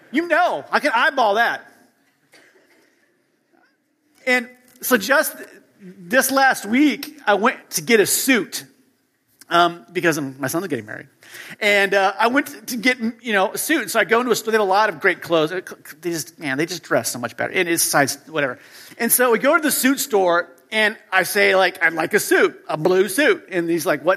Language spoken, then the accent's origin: English; United States; moved away as an adult; now in Europe; I grew up in the U.S., as you can tell by my accent